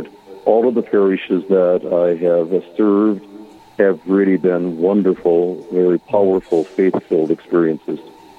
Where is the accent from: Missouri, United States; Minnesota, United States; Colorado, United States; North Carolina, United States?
Minnesota, United States; Bird Island; now in Sleepy Eye, United States; I grew up in Bird Island, Minnesota, went to the St. Paul Seminary, and was ordained in 1964.